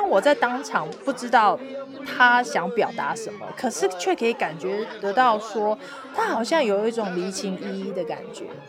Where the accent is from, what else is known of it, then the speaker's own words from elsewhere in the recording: Taoyuan, Taiwan; moved away as an adult; now in Dharamsala, India; 我的家乡桃园